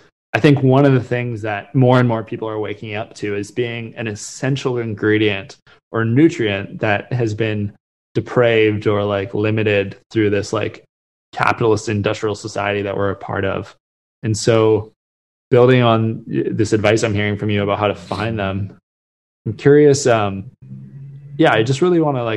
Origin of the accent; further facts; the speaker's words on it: Vancouver, British Columbia, Canada; also born or lived in Halifax; I grew up in Vancouver, spent my whole life there